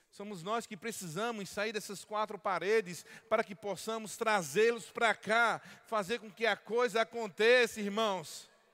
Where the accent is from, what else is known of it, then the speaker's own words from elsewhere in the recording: Paraíba, Brazil; como um bom paraibano